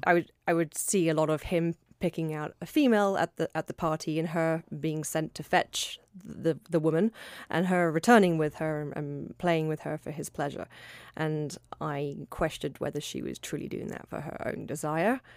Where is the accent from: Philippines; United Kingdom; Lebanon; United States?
United Kingdom; London; London, my hometown